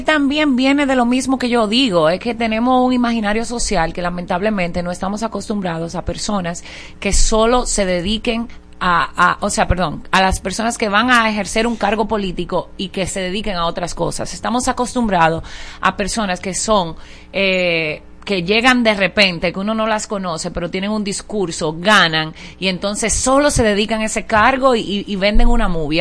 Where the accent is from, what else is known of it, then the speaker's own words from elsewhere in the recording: Dominican Republic; me siento dominicana